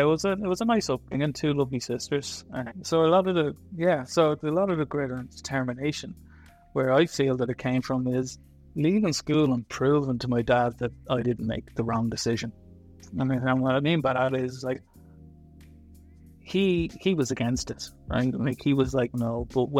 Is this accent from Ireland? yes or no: yes; Dublin, Leinster, Ireland; I did, yeah. Born and bred.